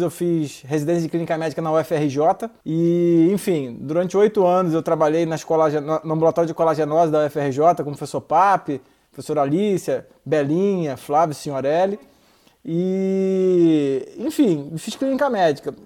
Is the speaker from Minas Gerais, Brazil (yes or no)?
no; Rio de Janeiro, Brazil; eu sou carioca também